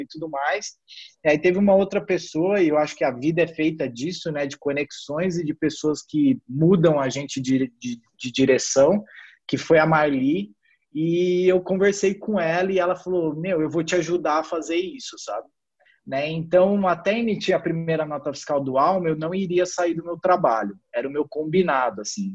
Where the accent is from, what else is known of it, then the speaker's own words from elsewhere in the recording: Ribeirão Preto, São Paulo, Brazil; now in São Paulo, Brazil; eu sou de Ribeirão Preto, é, então morava sozinho em São Paulo